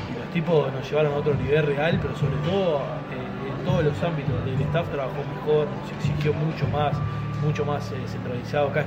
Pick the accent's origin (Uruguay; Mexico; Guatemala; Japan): Uruguay; somos uruguayos